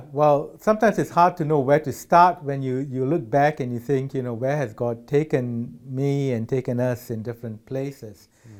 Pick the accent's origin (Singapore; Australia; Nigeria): Singapore; moved away as an adult; also born or lived in United Kingdom / Thailand; I grew up in Singapore. It's home. My dad was from Sri Lanka. My mother's side of the family came from Southwest India, Kerala.